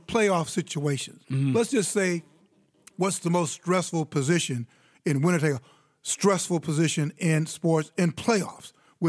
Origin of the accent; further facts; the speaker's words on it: Chicago, Illinois, United States; I grew up in Chicago, and I grew up on the Blackhawks.